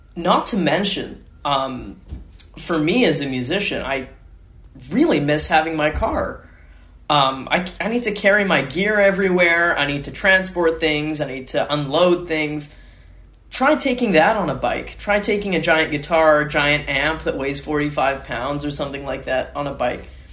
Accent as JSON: {"language": "English", "town": "Winnipeg", "region": "Manitoba", "country": "Canada", "said": "I am from Winnipeg, which is a very car driven, um, suburb centric sort of city."}